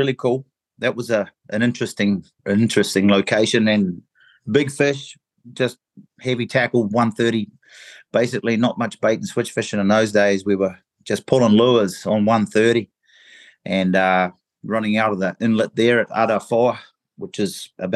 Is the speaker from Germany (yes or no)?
no; New Zealand; moved away as an adult; also born or lived in England / Cape Verde; I was born in England, and when I was one, we turned up in New Zealand and immigrated to New Zealand. So I'm a bit of a mixture, but spent all my life pretty much in New Zealand